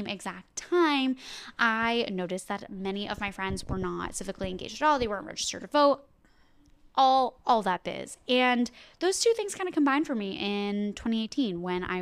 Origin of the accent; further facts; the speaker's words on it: New Jersey, United States; moved away as an adult; also born or lived in Pennsylvania; I'm from New Jersey originally